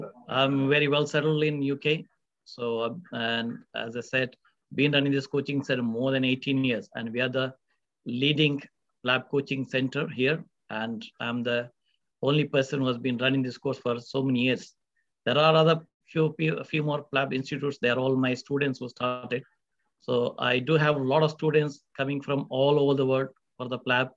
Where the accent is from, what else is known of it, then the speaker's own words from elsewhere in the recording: India; moved away as an adult; also born or lived in Mangalore, India; now in Manchester, United Kingdom; I'm also from India, graduated from India, did the medical schooling in a place called Mangalore in South India